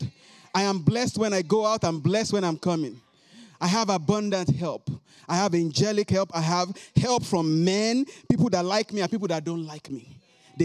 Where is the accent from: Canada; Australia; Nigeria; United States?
Nigeria; moved away; I came from Nigeria, West Africa.